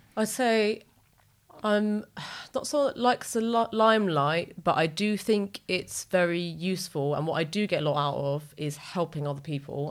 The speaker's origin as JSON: {"language": "English", "area": "Wood Green", "region": "London", "country": "United Kingdom", "tie": "born or raised there", "said": "our flat mm-hmm. in wood green"}